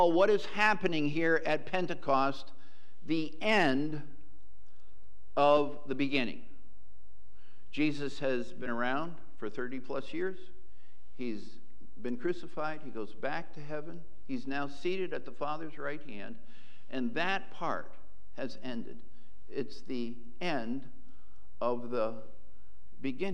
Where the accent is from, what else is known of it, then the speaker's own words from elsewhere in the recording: Western Massachusetts, United States; the church in which I was raised in Western Massachusetts